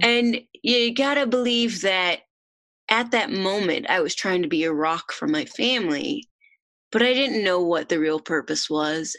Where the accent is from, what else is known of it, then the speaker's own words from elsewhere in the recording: Oregon, United States; moved away as an adult; I am originally from Oregon